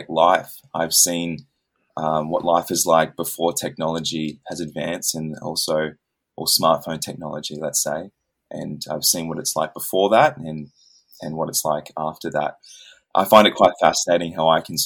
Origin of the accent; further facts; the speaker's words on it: Australia; I'm from Australia